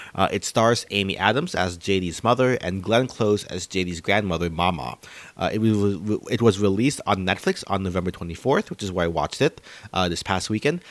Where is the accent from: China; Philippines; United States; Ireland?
Philippines; moved away; our own home country of the Philippines